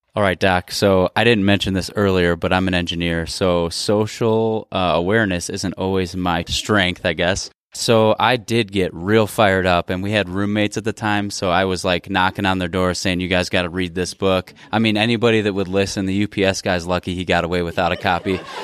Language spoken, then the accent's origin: English; Midwest, United States; growing up in the Midwest and in a very blue collar background